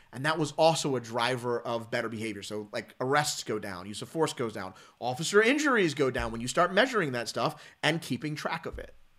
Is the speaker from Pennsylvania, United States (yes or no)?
yes; Philadelphia, Pennsylvania, United States; growing up, um, as a, as a black guy, um, from Philly and the suburbs